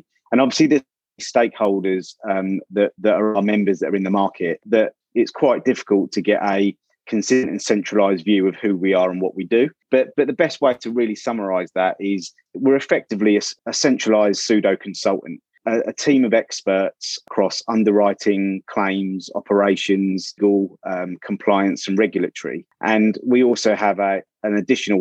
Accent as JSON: {"language": "English", "town": "Ipswich", "region": "East of England", "country": "United Kingdom", "tie": "born or raised there", "also_born_or_lived": "London", "moved": "yes", "said": "from where I grew up in Ipswich and Suffolk"}